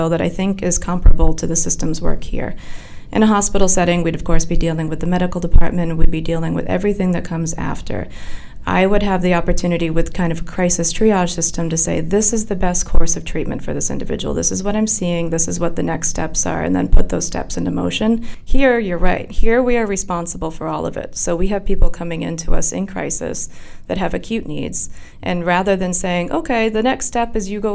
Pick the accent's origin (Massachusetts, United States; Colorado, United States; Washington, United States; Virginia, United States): Massachusetts, United States; Orange; I grew up in Orange, Massachusetts, so I really haven't traveled very far.